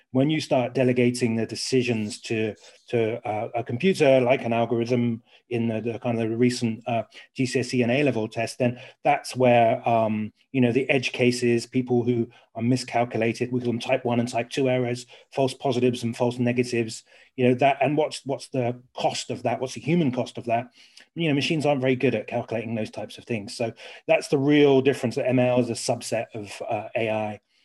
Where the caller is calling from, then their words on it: Surrey, South East England, United Kingdom; I am calling from today, Leafy Surrey